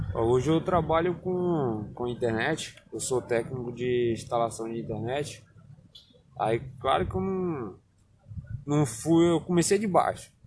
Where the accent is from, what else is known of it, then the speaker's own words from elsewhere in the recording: Barreiras, Bahia, Brazil; also born or lived in Alagoas; now in Luís Eduardo Magalhães, Brazil; Eu antes morava em Barreiras, que eu não passei a minha vida toda foi praticamente em Barreiras, porque na verdade eu sou alagoano.